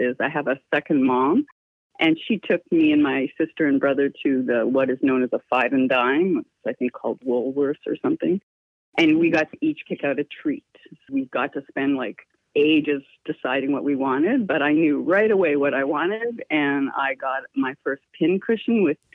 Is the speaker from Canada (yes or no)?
yes; Toronto, Ontario, Canada; moved away as an adult; born in Toronto, Ontario, raised there most of my life, and lived there in and around Ontario up until my 30s, my late 30s